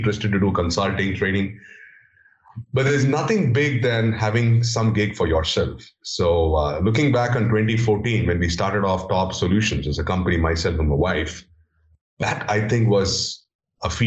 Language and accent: English; India; English is a second language; growing up in India, coming up from a remote village and trying to understand, get hold of English as a language, as a foreign language